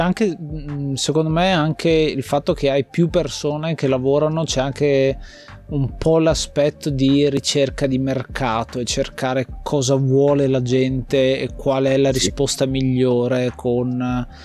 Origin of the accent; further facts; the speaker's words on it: Gorizia, Friuli-Venezia Giulia, Italy; sono nato lì, eh, sono nato a Gorizia, eh, in quella zona